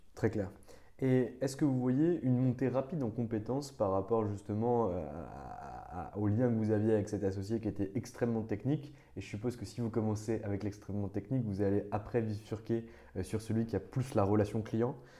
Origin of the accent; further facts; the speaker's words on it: Nancy, Grand Est, France; je viens de région, je viens du, Grand Est, de Nancy